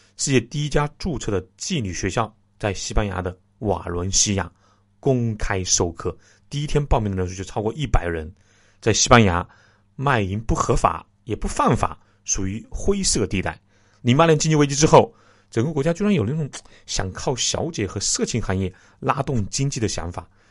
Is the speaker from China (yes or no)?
yes; China; 我是中国人